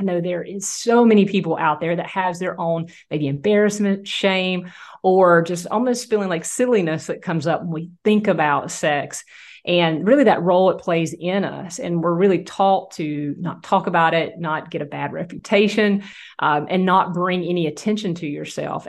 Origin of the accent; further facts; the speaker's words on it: Southeast Georgia, United States; also born or lived in Louisiana; my hometown